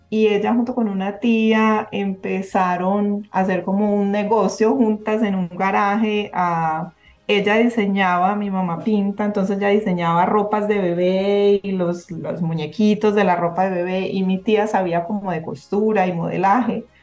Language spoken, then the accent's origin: Spanish; Antioquia, Colombia; como, como buenos paisas, eh, pues eran fiestas muy animadas y terminaban todos bailando